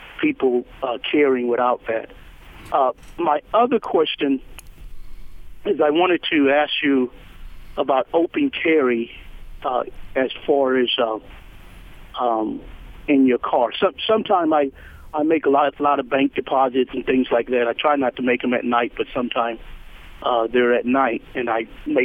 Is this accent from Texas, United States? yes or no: yes; Texas, United States; I was born in Texas and raised with hunting and going to the range